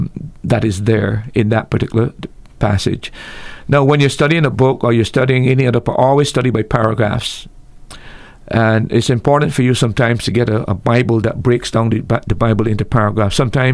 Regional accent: Barbados; now in Antigua and Barbuda; I came from Barbados, and when I was there, we observed Good Friday

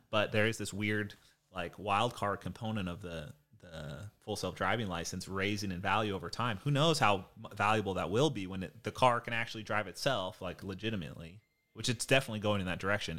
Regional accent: Hawaii, United States; moved away; also born or lived in Point Loma, San Diego; I grew up in Hawaii and we had tsunami alarms every month.

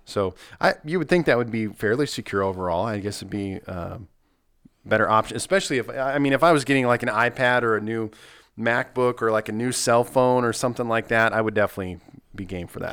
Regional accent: Nebraska, United States; also born or lived in Southern Missouri; now in Missouri, United States; I grew up in Nebraska.

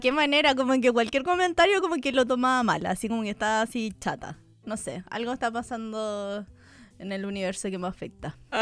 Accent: near Concepción, southern Chile, Chile; moved away as an adult; now in Santiago, Chile; no estuve en un colegio artístico, pues

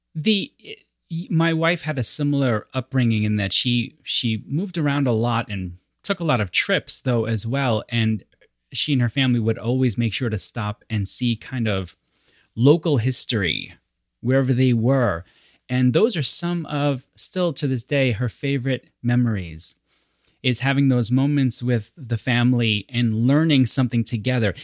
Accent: New York, United States; I'm New Yorker

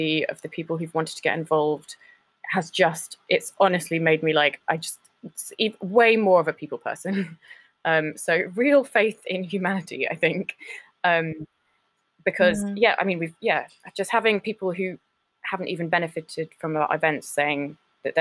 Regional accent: London, United Kingdom; I'm from South London

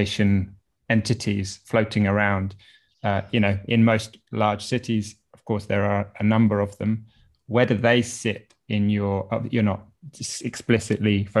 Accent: United Kingdom; being British

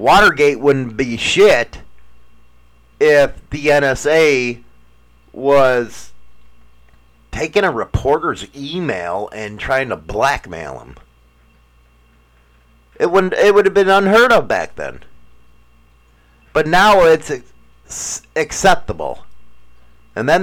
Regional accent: Chicago, Illinois, United States; moved away; I'm from Chicago

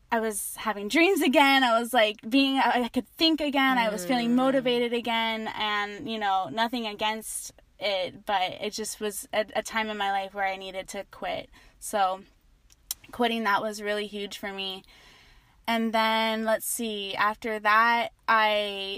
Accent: Asheville, North Carolina, United States; now in Hawaii, United States; I started off just growing up in Asheville, North Carolina.

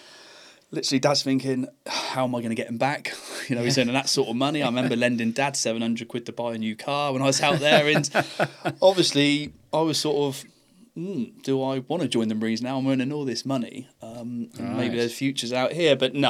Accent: Salisbury, Poole, South West England, United Kingdom; And then all things changed when I moved from Salisbury to Poole.

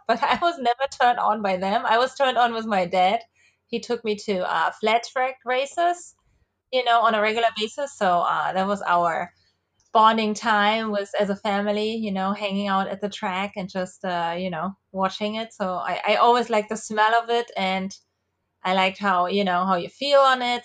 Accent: Germany; moved away; So I'm from Germany, uh, and I have n, grown up with, uh, mopeds mostly

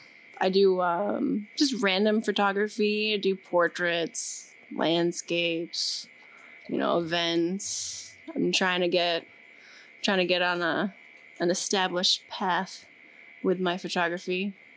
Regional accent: Massachusetts, United States; I'm from Massachusetts.

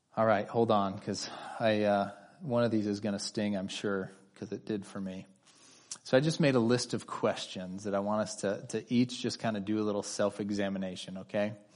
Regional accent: California, United States; my wife and I are both native Californians.

